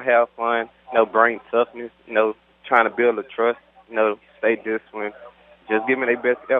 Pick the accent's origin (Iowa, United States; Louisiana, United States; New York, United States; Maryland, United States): Louisiana, United States; Monroe; I'm from Monroe, Louisiana.